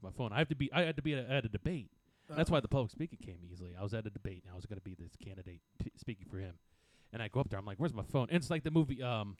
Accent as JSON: {"language": "English", "country": "United States", "tie": "born or raised there", "also_born_or_lived": "New York", "lives_now": "Arlington, United States", "said": "a couple years ago, I moved to Arlington, and you know because I grew up two counties over, in the farmland"}